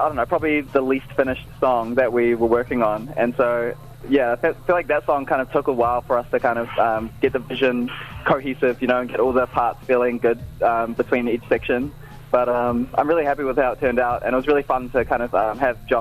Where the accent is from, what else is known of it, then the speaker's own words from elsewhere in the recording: Auckland, New Zealand; I'm a producer from Tamaki Makaurau